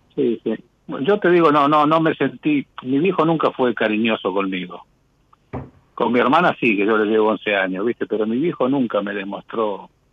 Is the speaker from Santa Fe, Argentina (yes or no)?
no; San Fernando, Buenos Aires Province, Argentina; now in Ciudad Evita, Argentina; yo estoy viviendo acá en Ciudad Evita, provisorio porque soy de San Fernando